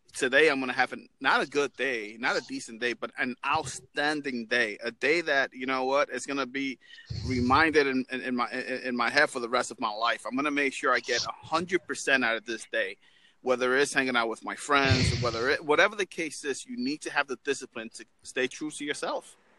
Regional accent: New York, United States; now in Florida, United States; I'm originally from New York, but I'm, from, I'm in uh, Florida right now

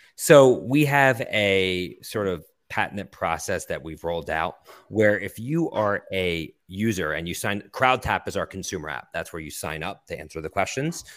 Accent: Philadelphia, Pennsylvania, United States; also born or lived in Boston; now in Brooklyn, New York, United States; I grew up in Philadelphia and went to school in Boston and now have lived in New York for the last twenty years

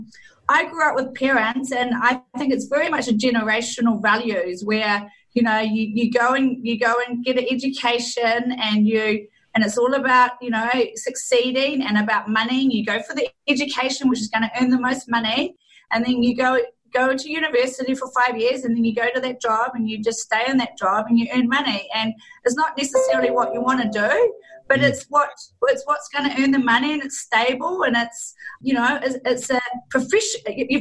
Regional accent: New Zealand; accent: Kiwi; moved away as an adult; also born or lived in London, United Kingdom; now in Sydney, Australia; I'm actually a Kiwi. So you'll probably hear it in my accent.

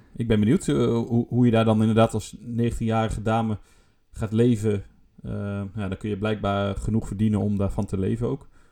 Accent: Netherlands; voor ons Nederlanders

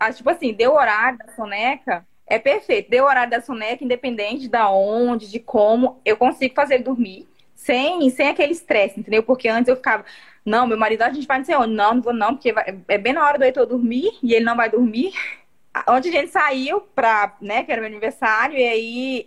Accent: Vilhena, Rondônia, Brazil; eu sou de Vilhena, Rondônia

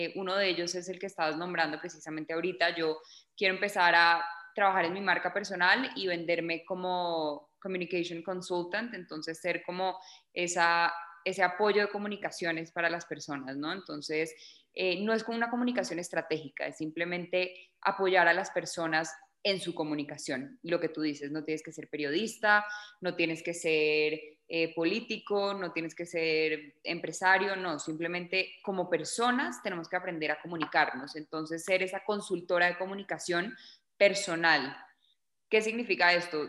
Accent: Bogotá, Colombia; also born or lived in Miami, United States; soy colombiana, nací en Bogotá

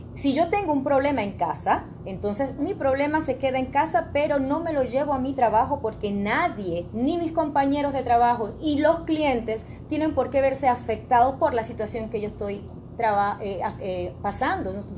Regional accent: Panama; nosotros como panameños

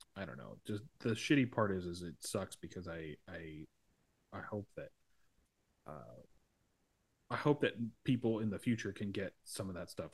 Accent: United States; I'm an American

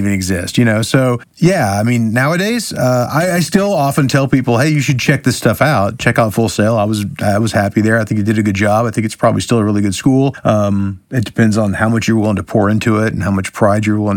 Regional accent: Orlando, Florida, United States; moved away as an adult; also born or lived in Alabama; I'm from Orlando. I went to Alabama for, I only lived there for 2 years, but I'm from Orlando

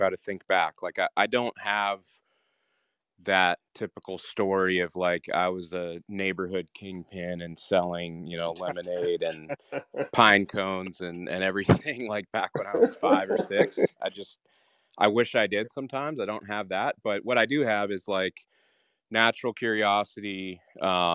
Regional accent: Western Canada, Canada; I grew up in Canada, Western Canada

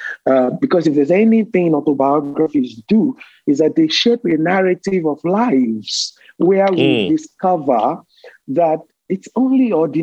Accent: Nigeria; born there; My parents were not rich. I was born in Nigeria

